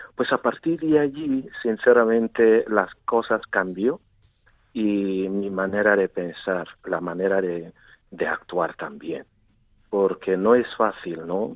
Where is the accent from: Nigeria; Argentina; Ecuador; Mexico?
Nigeria; Southwest Nigeria; first language Igbo; Spanish is a second language; moved away as an adult; now in Murcia, Spain; yo soy de Nigeria y como y como ya sabéis que yo muchos años aquí también en España viviendo y trabajando. Y en Nigeria puedo decir que vengo de, yo soy de, de una parte, de una zona de suroeste de Nigeria